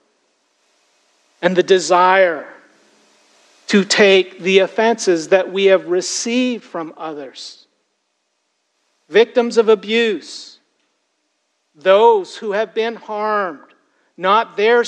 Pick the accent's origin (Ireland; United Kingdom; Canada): Canada; Toronto, Ontario; Growing up in Toronto